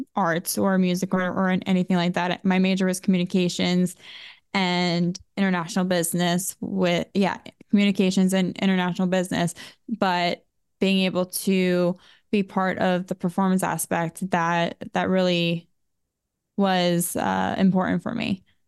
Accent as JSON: {"language": "English", "town": "Boca Raton", "region": "Florida", "country": "United States", "tie": "born or raised there", "said": "I was born in Boca Raton, Florida, and it was a wonderful city and community to grow up in."}